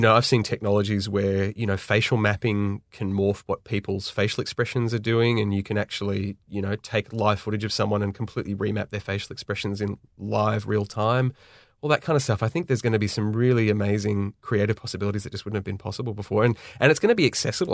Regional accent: Sydney, New South Wales, Australia; born and raised in Sydney, Australia.

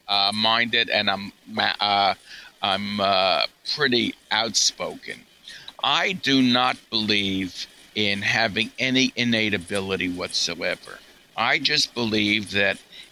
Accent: New York, United States; I'm a New Yorker.

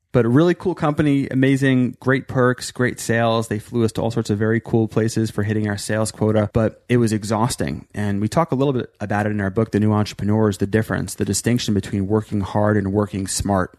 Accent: New York, United States; also born or lived in Virginia / Maryland; I was born in Virginia, moved to Maryland, but really spent most of my life growing up in New York

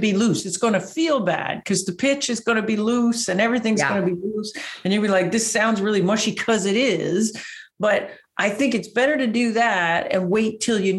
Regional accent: Canada; accent: Canadian; my Canadian accent

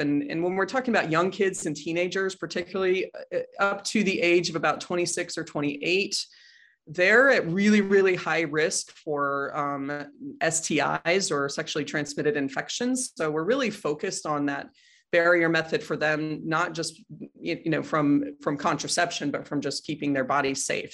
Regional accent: Boulder, Colorado, United States; also born or lived in Chicago, Illinois / Washington State / Denver, Colorado; most of my childhood from second grade through college gra-, or high school graduation was in Boulder, Colorado, so grew up there

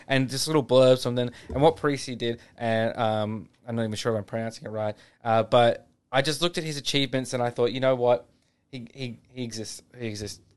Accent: Australia; as Australian

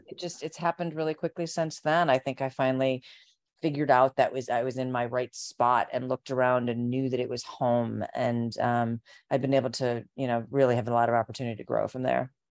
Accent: Chicago suburbs, Illinois, United States; I grew up in the Chicago suburbs

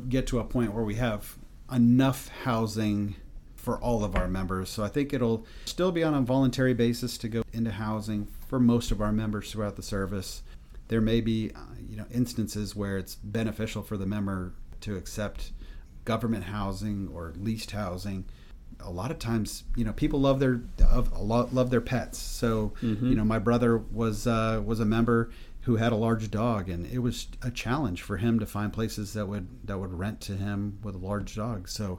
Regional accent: Washington, District of Columbia, United States; So I come from Washington, D.C., where a lot of my friends, they lived on Fort Belvoir or Joint Base Anacostia Bowling

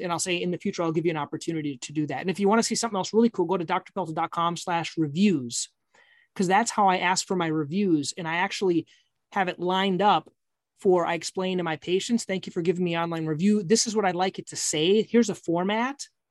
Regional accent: Minnesota, United States; I'm from Minnesota.

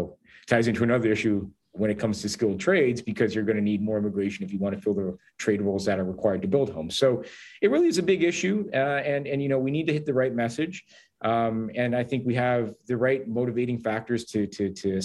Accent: Hamilton, Ontario, Canada; I'm from Hamilton

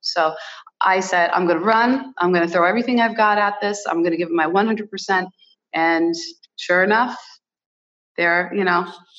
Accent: United States; born there; English is a second language; I was born in America, but my heritage, my Portuguese heritage is so rich, and I'm so proud of it.

